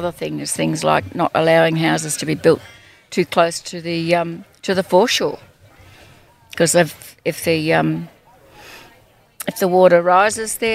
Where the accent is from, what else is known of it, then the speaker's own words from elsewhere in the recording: Kangaroo Flat, Victoria, Australia; I'm from Kangaroo Flat.